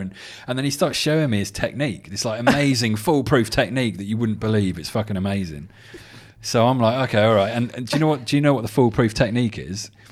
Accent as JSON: {"language": "English", "region": "England", "country": "United Kingdom", "said": "I'm English"}